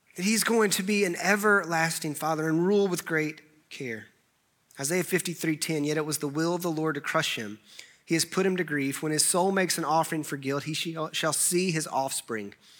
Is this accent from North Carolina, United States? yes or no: yes; Clemmons, North Carolina, United States; I grew up in Clemens